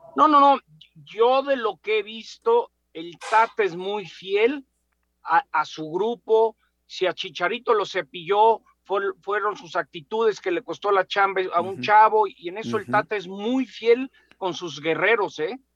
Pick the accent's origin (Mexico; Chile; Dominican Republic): Mexico; soy mexicano